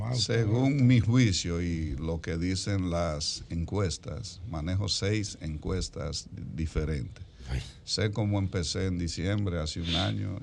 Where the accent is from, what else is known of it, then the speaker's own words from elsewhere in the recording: Jamao Afuera, Salcedo, Hermanas Mirabal, Dominican Republic; un distrito que se llama Jamao afuera, el más pequeño donde yo nací